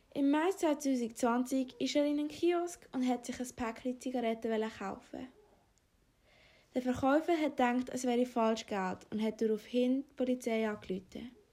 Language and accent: German; Afghanistan; moved away; komme gebürtig aus Afghanistan